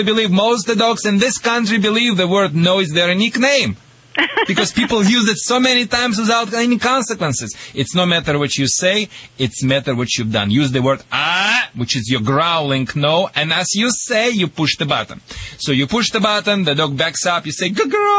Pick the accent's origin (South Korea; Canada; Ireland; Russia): Russia; accent: Russian; moved away; also born or lived in Michigan; my Russian accent